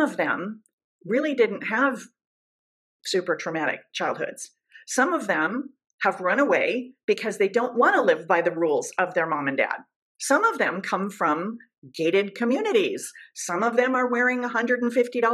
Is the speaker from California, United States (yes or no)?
yes; Southern California, United States; also born or lived in Orange County, California; I'm from Southern California